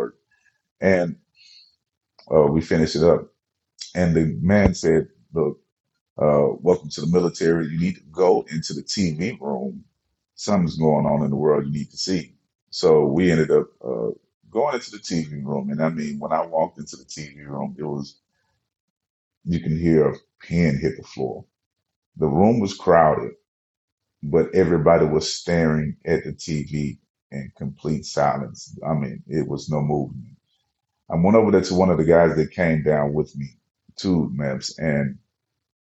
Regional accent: Memphis, Tennessee, United States; I'm from Memphis

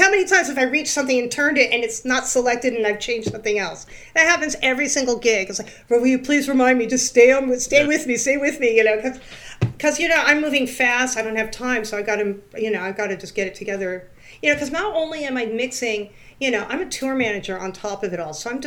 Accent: California, United States; also born or lived in New York; now in Valley Cottage, New York, United States; I grew up in California

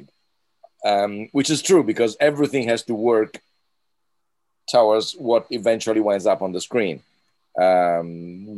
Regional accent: Italy

